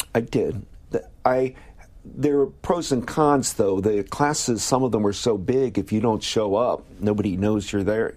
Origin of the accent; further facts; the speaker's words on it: Midwest, United States; moved away as an adult; growing up in the Midwest